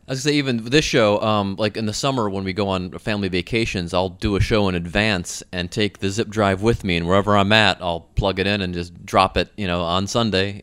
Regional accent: Midwest, United States; accent: Midwestern; that's my Midwestern accent.

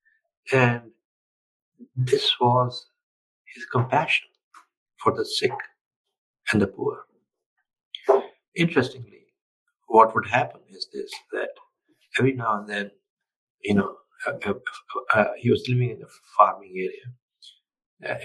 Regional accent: India; moved away; I'm from India originally. And I remain in touch with India, and I care a lot for my country

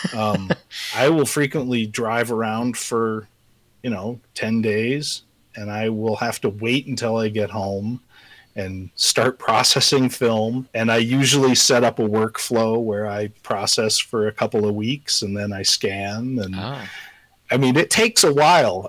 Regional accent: Colorado, United States; moved away as an adult; also born or lived in Southern California; now in Missoula, United States; I live in Missoula, Montana. Uh, I'm originally from Colorado.

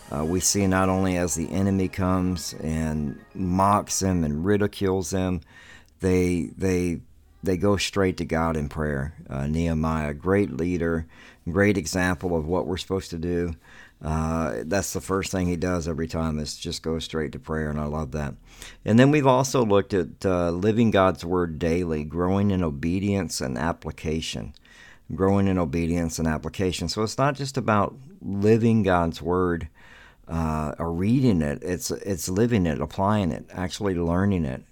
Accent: the South, United States; I grew up in the South

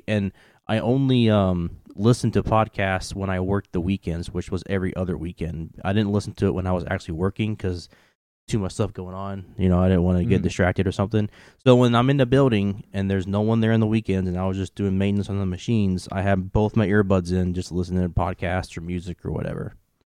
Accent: Kentucky, United States; moved away; For the audience that don't know, if they can't tell by my ridiculous accent, I am from Kentucky. I don't really have a southern accent as much as I did when I first moved up here.

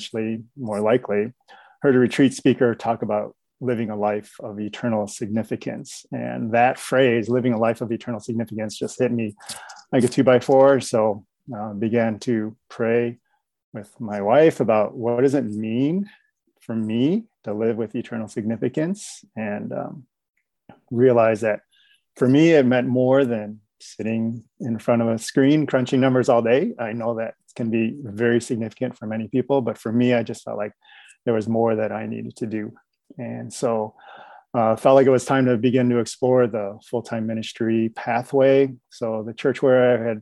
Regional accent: Chicago, Illinois, United States; now in Roseville, United States; I was born and raised in Chicago

